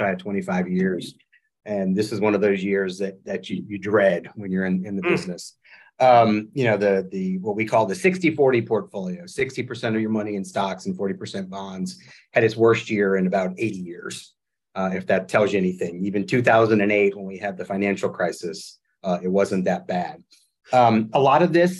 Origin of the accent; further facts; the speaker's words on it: New Orleans, Louisiana, United States; moved away as an adult; also born or lived in Washington, D.C.; born and raised in New Orleans, moved home about 3 years ago after 20 years in Washington, D.C.